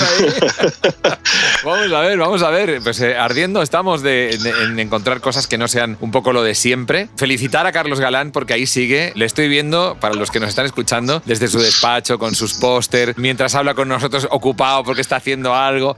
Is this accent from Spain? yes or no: yes; Barcelona, Catalonia, Spain; now in Madrid, Spain; yo soy de Barcelona